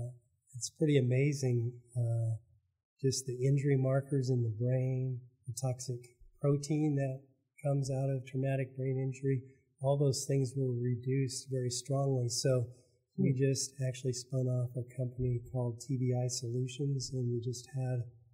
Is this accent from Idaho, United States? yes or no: yes; Idaho, United States; moved away as an adult; now in Oklahoma, United States; So I grew up in Idaho and got in the military to pay for medical school.